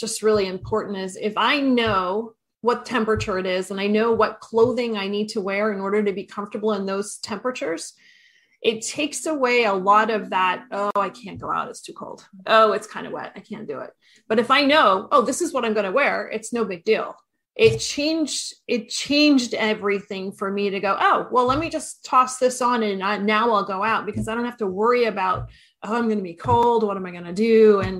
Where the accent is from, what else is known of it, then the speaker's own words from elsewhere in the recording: Maine, United States; So I'm from Maine.